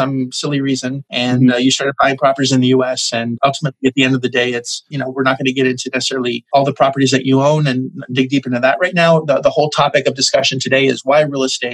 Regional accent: Montreal, Quebec, Canada; now in Orlando, United States; I'm from Montreal originally

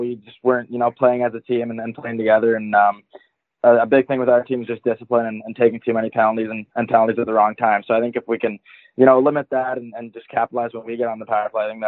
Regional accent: Vancouver, British Columbia, Canada; now in Kelowna, Canada; I grew up in Vancouver, British Columbia

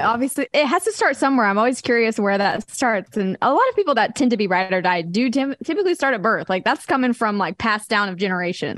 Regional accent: Wichita, Kansas, United States; now in Nashville, United States; growing up in Wichita, Kansas, like, there wasn't any pro teams for any sport.

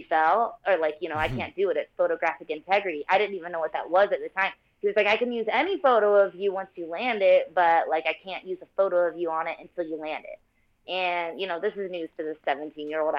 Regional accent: Florida-Georgia line, United States; I'm from the Florida-Georgia line, like, southern people, you know.

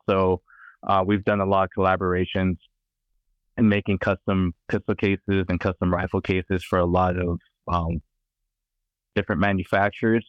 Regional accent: California, United States; I'm from California

